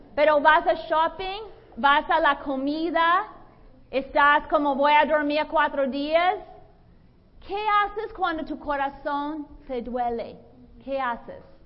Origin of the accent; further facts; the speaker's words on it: Boston, Massachusetts, United States; Spanish is a second language; moved away as an adult; also born or lived in Latin America / Brazil; now in Los Angeles, United States; Yo soy la mayor de cuatro hijos. Yo soy de Boston, Massachusetts. Yo aprendí limpiar nieve con muy joven